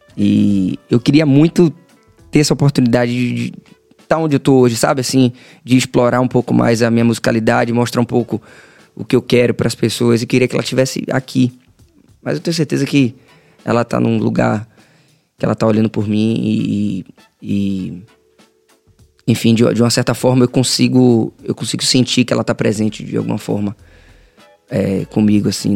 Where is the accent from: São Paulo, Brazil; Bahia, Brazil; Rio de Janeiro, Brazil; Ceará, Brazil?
Bahia, Brazil; Salvador; Salvador, Bahia, soteropolitano, nascido e criado ali no Cabula, Estrada das Barreiras